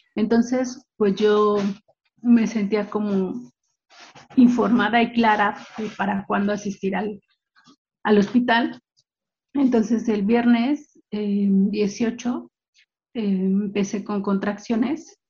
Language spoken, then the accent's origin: Spanish; Mexico City, Mexico; now in State of Mexico, Mexico; Soy eh, del Estado de México, ya tengo viviendo acá aproximadamente unos 10, 15 años, aunque nací en el Distrito Federal